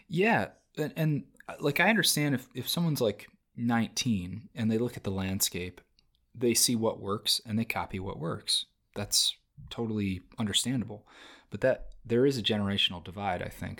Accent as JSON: {"language": "English", "country": "United States", "tie": "born or raised there", "lives_now": "Los Angeles, United States", "said": "I grew up in America"}